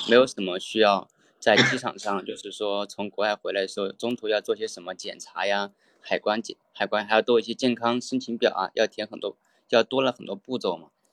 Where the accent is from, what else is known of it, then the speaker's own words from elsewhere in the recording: Guiyang, Guizhou, China; moved away as an adult; also born or lived in Canada; 我对是贵州贵阳的